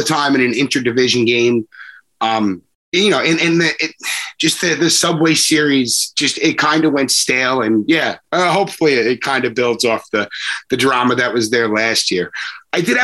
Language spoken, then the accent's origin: English; Long Island, New York, United States; growing up on Long Island, I had friends that were Yankee fans